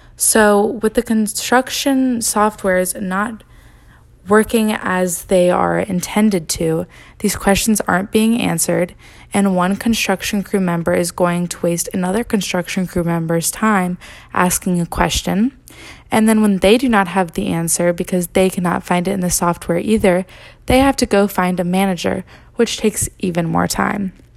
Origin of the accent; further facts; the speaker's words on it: Greenville, North Carolina, United States; my hometown, which is Greenville, North Carolina, and eastern part of it